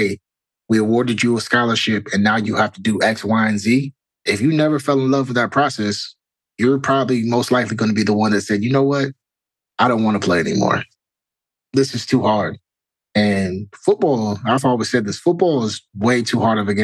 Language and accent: English; Cleveland, Ohio, United States; growing up in Cleveland